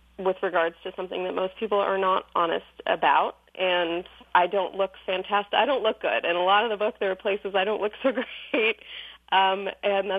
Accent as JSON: {"language": "English", "country": "Iran", "moved": "yes", "said": "I'm originally from Iran"}